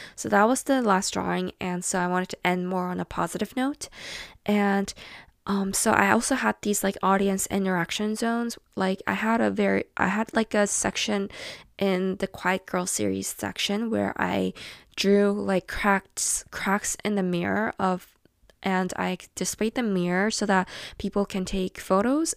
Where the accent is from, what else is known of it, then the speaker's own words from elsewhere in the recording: South Korea; my home country in Korea